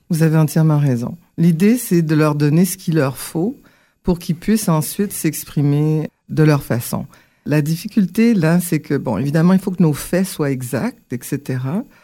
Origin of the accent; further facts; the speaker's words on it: Ottawa, Ontario, Canada; also born or lived in Port-au-Prince, Haiti / Montreal, Quebec; Donc, j'ai grandi, euh, au Canada. D'abord, à Ottawa, un petit peu. Ensuite, on a fait un, un bon séjour à Montréal et r, pour revenir dans la région